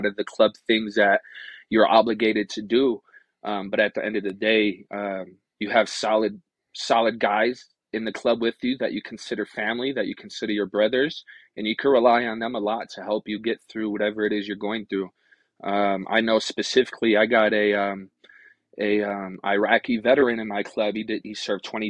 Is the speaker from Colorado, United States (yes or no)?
no; Rochester, New York, United States; moved away as an adult; also born or lived in Akwesasne Mohawk Reservation; now in Reno, United States; I originally was born and raised in Rochester, New York